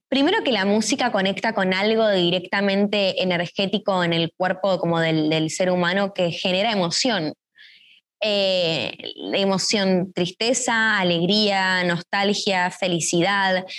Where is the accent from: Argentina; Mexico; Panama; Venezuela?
Argentina; siendo dos argentinas